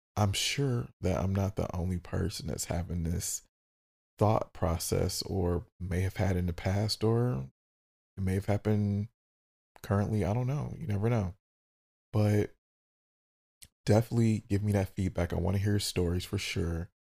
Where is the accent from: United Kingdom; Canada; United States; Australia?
United States; Detroit, Michigan; I'm from Detroit and we talk a lot of shit